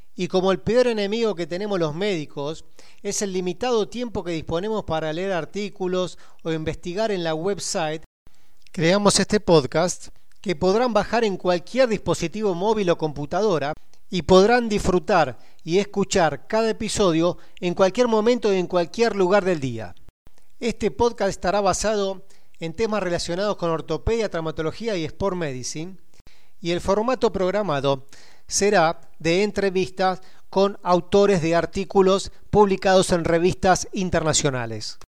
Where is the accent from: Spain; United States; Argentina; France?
Argentina; soy argentino